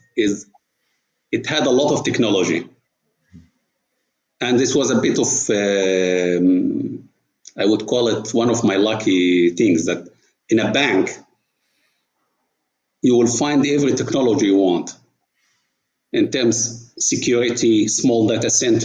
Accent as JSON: {"language": "English", "region": "Port Said Governorate", "country": "Egypt", "tie": "born or raised there", "moved": "as an adult", "lives_now": "Saudi Arabia", "said": "my childhood was in Port Said, which is a city, the Suez Canal meeting the Mediterranean."}